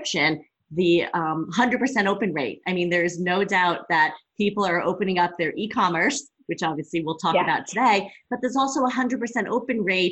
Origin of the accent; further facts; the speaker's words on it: New Jersey, United States; now in Colorado, United States; I'm from Jersey originally, you know, live in Colorado now